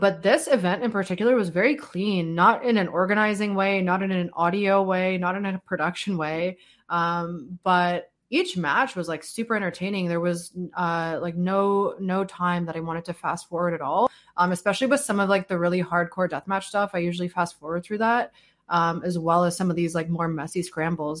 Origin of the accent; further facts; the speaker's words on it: Canada; as a Canadian